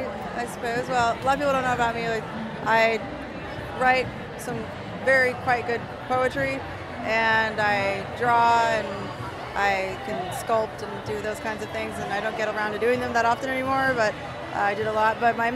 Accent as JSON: {"language": "English", "town": "Los Angeles", "region": "California", "country": "United States"}